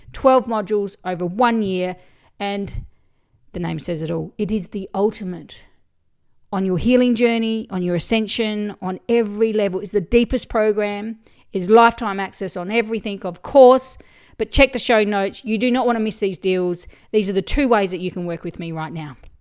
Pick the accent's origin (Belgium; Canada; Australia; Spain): Australia; I'm from Australia